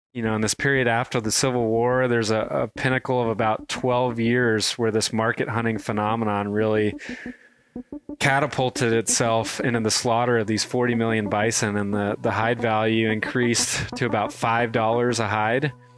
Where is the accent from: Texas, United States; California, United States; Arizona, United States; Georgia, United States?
Georgia, United States; I grew up in Georgia, in the Southeast, and a place that had little to no exposure